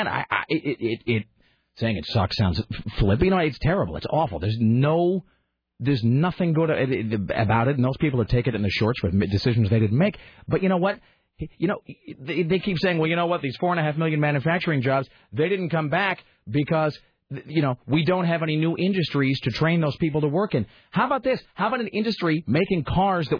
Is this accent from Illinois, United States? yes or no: no; Kennewick, Washington, United States; moved away; I grew up in a town called Kennewick, Washington, which is a stone's throw from the Hanford nuclear facility